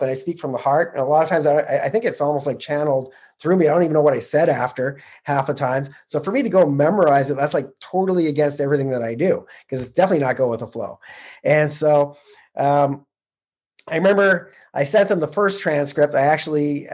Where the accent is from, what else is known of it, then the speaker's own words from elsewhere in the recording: Canada; I'm a Canadian who started investing in the U.S.